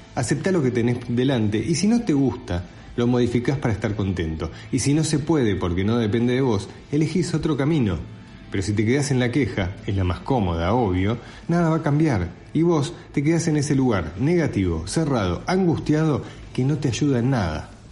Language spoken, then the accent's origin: Spanish; Argentina; Yo nací en Argentina